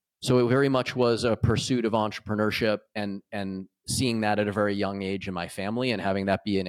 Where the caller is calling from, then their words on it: Michigan, United States; I am calling in from Michigan in the U.S.